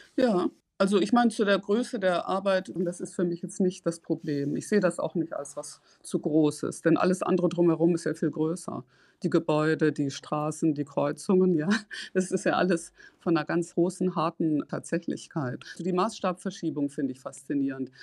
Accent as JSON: {"language": "German", "area": "Ruhr area", "region": "North Rhine-Westphalia", "country": "Germany", "tie": "born or raised there", "moved": "yes", "said": "Ich komme aus dem Ruhrgebiet, ich bin in eine gemischte Schule gegangen"}